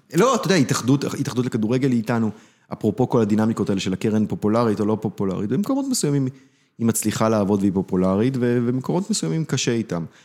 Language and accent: Hebrew; Beersheba area, Southern District, Israel; ההורים שלי הגיעו לבאר שבע, אני נולדתי באזור. אה, גדלתי באזור